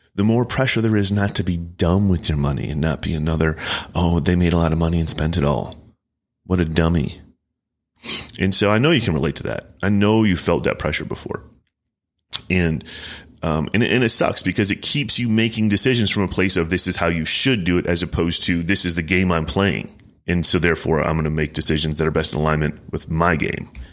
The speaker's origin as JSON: {"language": "English", "town": "Chicago", "region": "Illinois", "country": "United States", "said": "I'm from Chicagoland"}